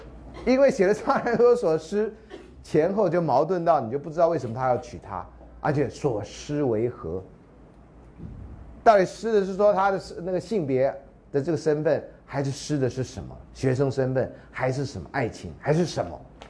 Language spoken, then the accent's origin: Chinese; China; 我中国人呢，得每十年拍一次梁山伯祝英台的故事。